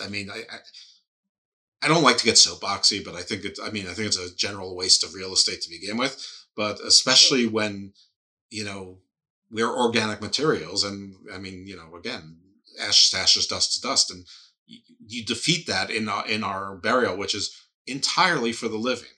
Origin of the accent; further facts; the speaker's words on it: United States; I'm American